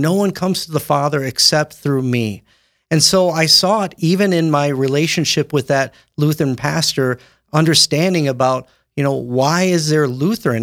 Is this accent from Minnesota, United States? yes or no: yes; Windom, Minnesota, United States; Born and raised in Wyndham, Minnesota